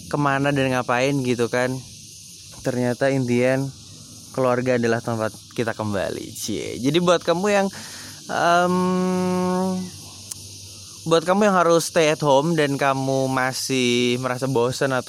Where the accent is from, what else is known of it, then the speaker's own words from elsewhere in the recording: Yogyakarta, Special Region of Yogyakarta, Indonesia; aku asli dari Jogja aku lahir dan juga besar di Jogja aku um, dari tinggal di Jogja sampai sekarang bahkan sampai kuliah pun aku di Jogja